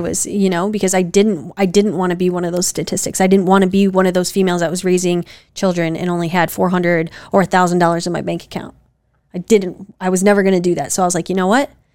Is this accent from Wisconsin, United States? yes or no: yes; Wisconsin, United States; we're from Wisconsin